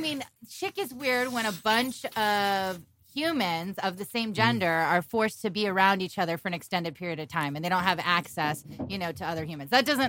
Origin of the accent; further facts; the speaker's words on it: Worcester, Massachusetts, United States; moved away; also born or lived in Los Angeles, California / Rhode Island / Dallas, Texas / Fort Worth, Texas; I grew up outside of Boston. I grew up in Worcester, Massachusetts.